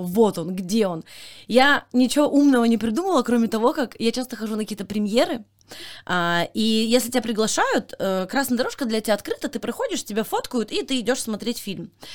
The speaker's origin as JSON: {"language": "Russian", "area": "Kasli", "region": "Chelyabinsk Oblast", "country": "Russia", "moved": "yes", "said": "я из Кослей, из маленькой деревни в Челябинской области"}